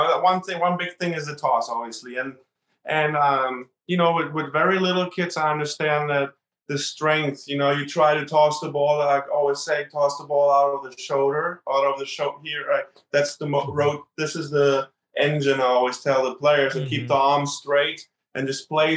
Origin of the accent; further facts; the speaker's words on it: Berlin, Germany; moved away; I grew up in Berlin and Germany